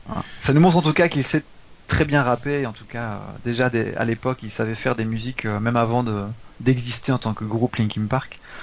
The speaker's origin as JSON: {"language": "French", "country": "France", "said": "nous on est français"}